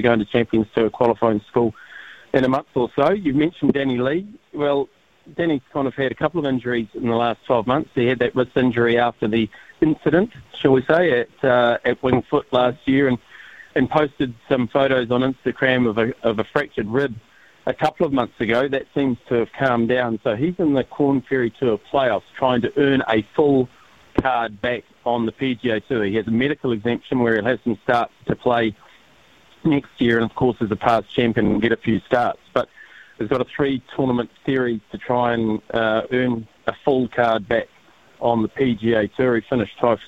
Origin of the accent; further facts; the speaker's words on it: New Zealand; I'm a New Zealander of Māori descent